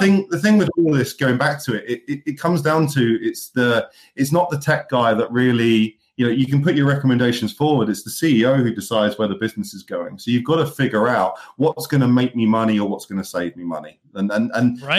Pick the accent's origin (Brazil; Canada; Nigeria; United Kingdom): United Kingdom; now in Manchester, United Kingdom; I'm a Brit that also appreciates the American sports.